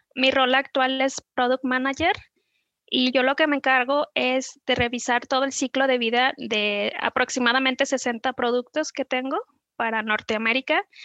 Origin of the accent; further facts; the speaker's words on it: Guadalajara, Jalisco, Mexico; also born or lived in Zapopan; vivo en Zapopan, nací en Guadalajara